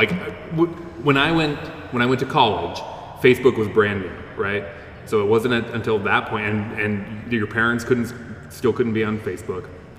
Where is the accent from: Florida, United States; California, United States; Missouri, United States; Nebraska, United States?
Nebraska, United States; I am from Nebraska.